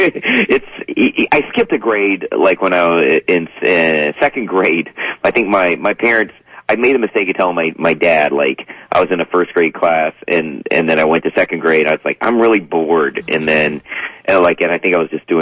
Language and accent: English; North Carolina, United States; I'm from North Carolina